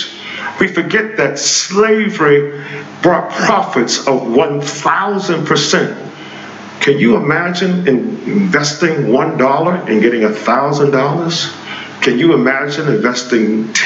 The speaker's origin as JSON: {"language": "English", "country": "United States", "said": "we as African Americans"}